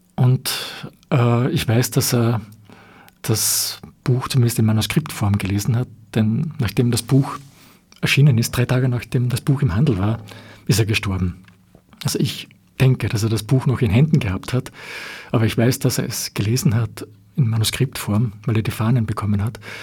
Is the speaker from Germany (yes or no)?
no; Austria; wir als Österreicher